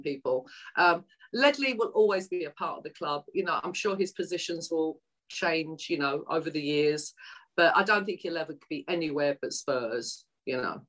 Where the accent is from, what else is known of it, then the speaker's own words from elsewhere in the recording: London, United Kingdom; accent: Cockney; moved away as an adult; also born or lived in East End, London / Los Angeles, United States; Although I was raised in North London, I'm actually a true Cockney because I was born in the East End, within the sound of the Bow Bells